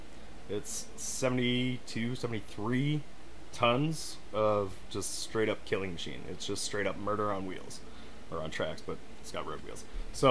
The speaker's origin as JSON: {"language": "English", "region": "Florida", "country": "United States", "tie": "born there", "also_born_or_lived": "Canada / Massachusetts / Montana", "said": "No. So, I was born in Florida."}